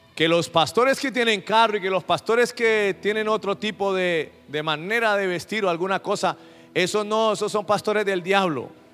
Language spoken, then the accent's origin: Spanish; Colombia; Nosotros acá en Colombia